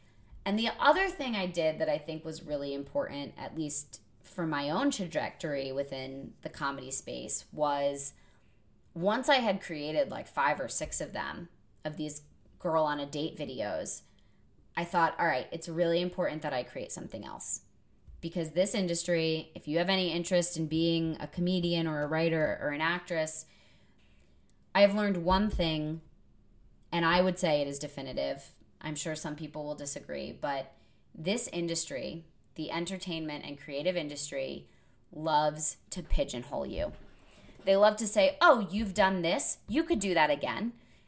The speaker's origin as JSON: {"language": "English", "region": "New England", "country": "United States", "tie": "born or raised there", "said": "because I've known so many people from Boston growing up in New England."}